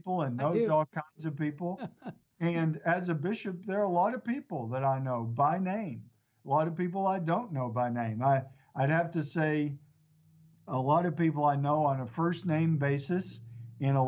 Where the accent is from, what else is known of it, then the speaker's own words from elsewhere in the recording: East Texas, United States; It's grown since I grew up here in East Texas